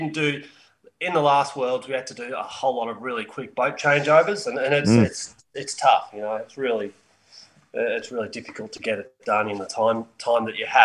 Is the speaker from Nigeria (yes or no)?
no; Melbourne, Victoria, Australia; moved away as an adult; also born or lived in McCrae, Victoria; now in Perth, Australia; I grew up in Melbourne